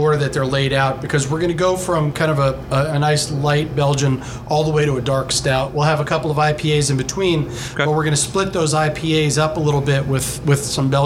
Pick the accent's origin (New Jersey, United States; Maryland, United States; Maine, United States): New Jersey, United States; growing up in New Jersey